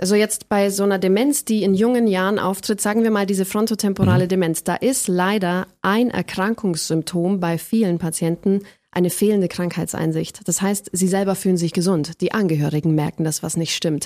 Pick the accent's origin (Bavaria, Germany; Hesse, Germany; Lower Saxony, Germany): Bavaria, Germany; Ellerbach; first language German; also born or lived in Lauingen; ich bin in Lauingen geboren, einer Großstadt aus bayerischer Sicht, aber ich bin aufgewachsen in einem 300-Seelendorf, das Ellerbach heißt